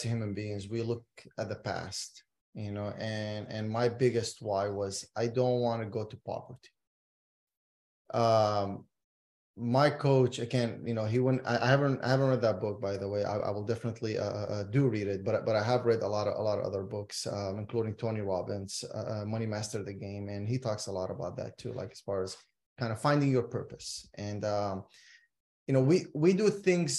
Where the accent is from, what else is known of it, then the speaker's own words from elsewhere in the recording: Iraq; moved away; I'm originally from Iraq